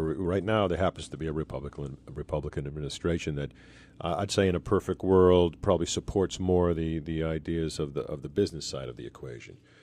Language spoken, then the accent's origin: English; Boston, Massachusetts, United States; I'm from Boston